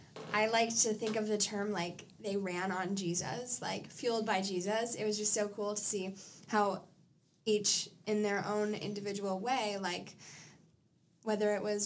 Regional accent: Minnesota, United States; I'm from Minnesota.

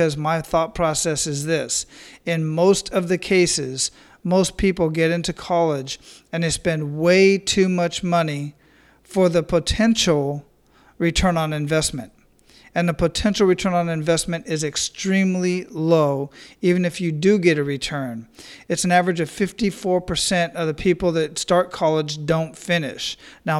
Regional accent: Phoenix, Arizona, United States; born or raised there; moved away as an adult; also born or lived in Iraq

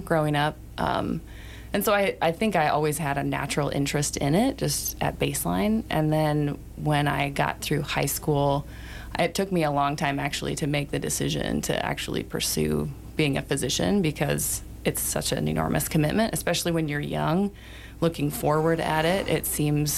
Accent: Cody, Wyoming, United States; moved away as an adult; also born or lived in Michigan; now in Sheridan, United States; My family moved to Wyoming from Michigan when I was pretty little, but I grew up mostly in Cody

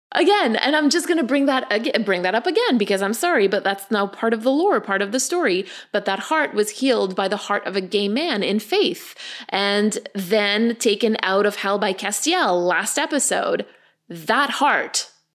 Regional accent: Canada; we're Canadian

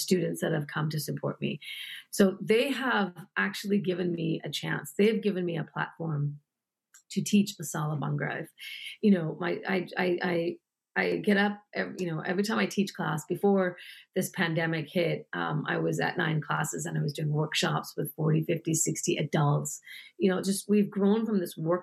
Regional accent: United States; also born or lived in New York; I was born in the United States, but I wanted him to know that I'm very proud to be an Indian woman living in the United States

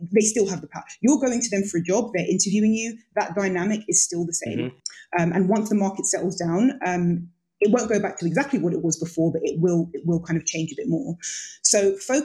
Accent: Jamaica; I'm Jamaican.

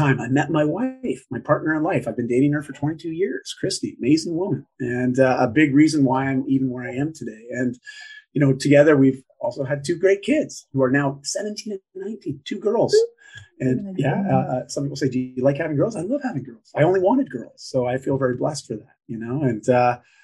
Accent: Canada; I'm just Canadian

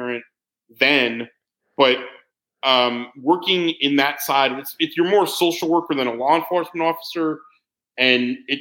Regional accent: Syosset, New York, United States; moved away as an adult; also born or lived in Pittsburgh, Pennsylvania / Philadelphia area; now in Sarasota, United States; I grew up on Long Island, New York, in Nassau County, the North Shore of Long Island, a town called Syosset

